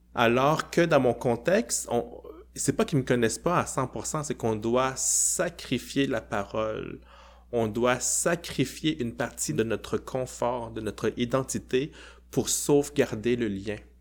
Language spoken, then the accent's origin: French; Quebec, Canada; mon identité québécoise